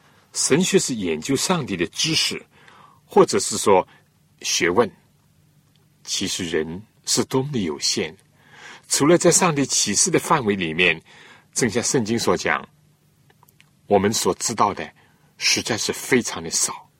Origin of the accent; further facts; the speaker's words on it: China; 我们中国人谈到宗教，都是。比较实用的